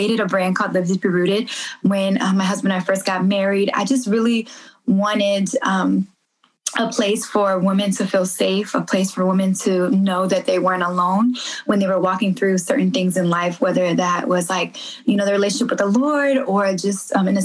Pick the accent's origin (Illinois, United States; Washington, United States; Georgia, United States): Illinois, United States; Chicago; moved away as an adult; now in Dallas, United States; I'm from Chicago. Yes, I lived all throughout Illinois.